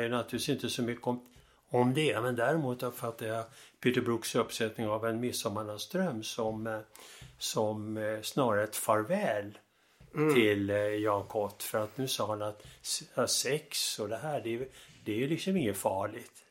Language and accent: Swedish; Stockholm, Stockholm County, Sweden; Jag växte upp i Stockholm